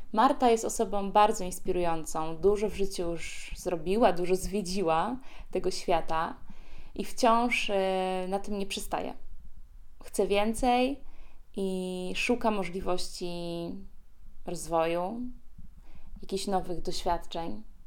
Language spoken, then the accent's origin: Polish; Poznań, Greater Poland, Poland; znowu jestem w rodzinnym Poznaniu